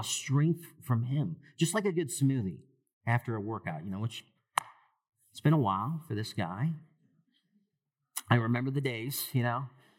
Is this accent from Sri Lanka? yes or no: yes; Sri Lanka; even back to my home country of Sri Lanka and other places too